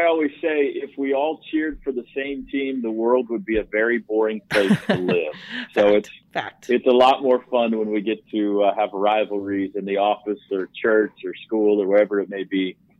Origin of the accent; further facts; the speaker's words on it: Mustang, Oklahoma, United States; also born or lived in Indiana; So we moved out to Mustang, and I always claimed that as my hometown. Moved around a little bit, but I claim Mustang as my hometown because I went to all of elementary and junior high there